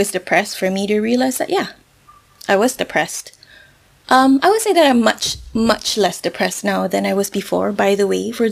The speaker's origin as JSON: {"language": "English", "country": "Malaysia", "said": "I'm Malaysian myself"}